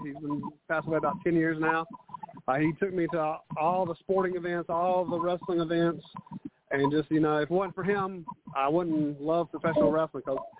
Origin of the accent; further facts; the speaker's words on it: North Carolina, United States; I'm from North Carolina